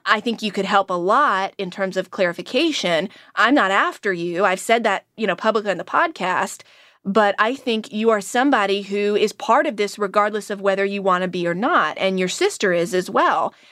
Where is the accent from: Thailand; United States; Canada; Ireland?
United States; growing up in Manio, you know, running around, skateboarding, going to church